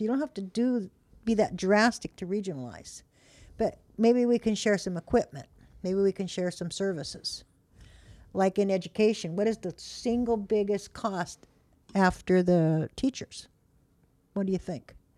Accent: Modesto, California, United States; moved away; George Lucas was born in my hometown

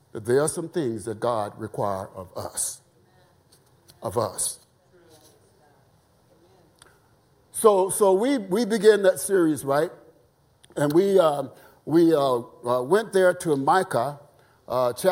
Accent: the South, United States; I was raised in the South.

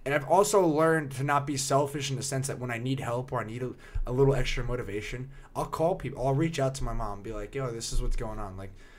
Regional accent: New Jersey, United States; Like, oh, you're from Jersey? I'm from Jersey.

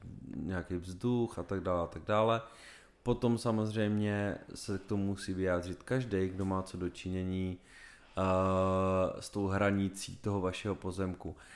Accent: Czechia; jsme Češi

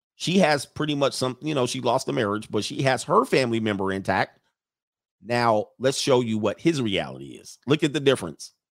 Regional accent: United States

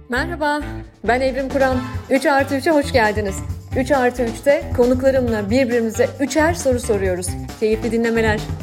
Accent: Ankara, Turkey; moved away as an adult; ben de bir Ankaralıyım.

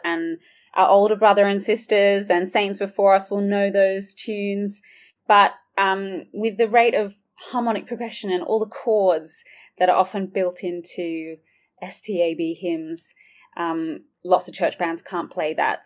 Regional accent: Sydney, New South Wales, Australia; moved away as an adult; now in Oxford, United Kingdom; I've got a bit of a twang. I'm originally from Sydney, Australia, but I have worked and lived in Oxford for nearly six years now

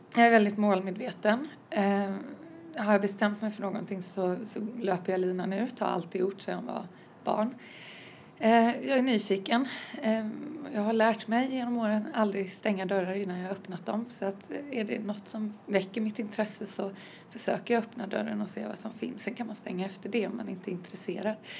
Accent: Varberg, Halland County, Sweden; från Halland, eh, Varberg närmare bestämt

